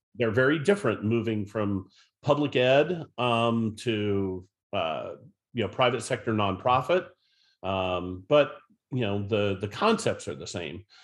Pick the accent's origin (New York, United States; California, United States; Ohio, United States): Ohio, United States; Northeast; I grew up in Northeast Ohio, went to Norton High School and, uh, graduated from the University of Akron.